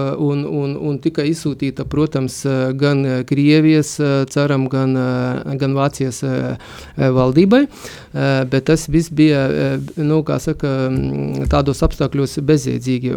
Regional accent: Suvalkija, Lithuania; Latvian is a second language; tas reģions, no kurienes es nāku, tā ir Suvalkija, jeb mūsdienās tagad dēvē par Sūduvā

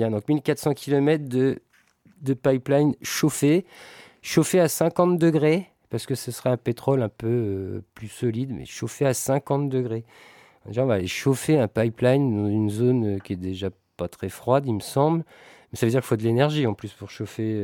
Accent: France; mais comme nous on est français, bah, on a Total sous la main

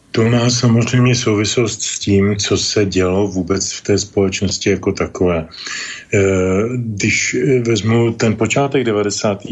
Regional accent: Pardubice, Pardubice Region, Czechia; also born or lived in village near Prague; now in near Prague, Czech Republic; rybity je součást města Pardubic, odkud pocházím

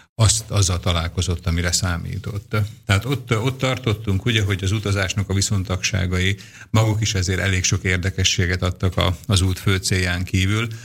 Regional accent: Dunajská Streda, Trnava Region, Slovakia; én Dunaszerdahelyen lakom, ott születtem, magyarul beszélek, Szlovákiában ugye ez a Dunaszerdahely

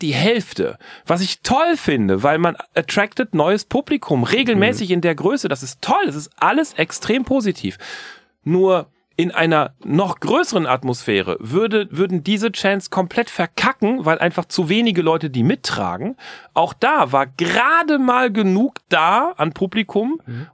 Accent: Germany; wir würden als Deutsche sagen

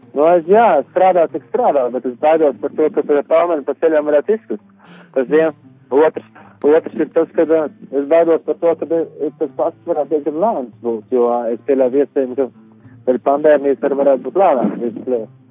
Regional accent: Latvia; moved away as an adult; now in United Kingdom; es kā latvietis

